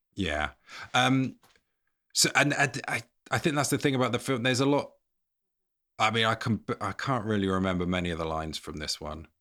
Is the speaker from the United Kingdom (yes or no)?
yes; England, United Kingdom; as an English person